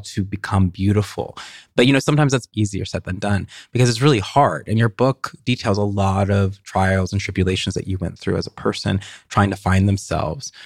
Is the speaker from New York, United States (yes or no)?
no; Tennessee, United States; I identified as a writer from Tennessee